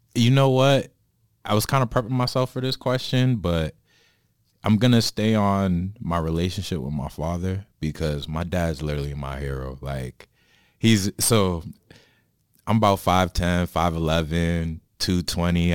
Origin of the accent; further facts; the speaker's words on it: Boston, Massachusetts, United States; now in New Jersey, United States; I'm originally from Boston, now living in New Jersey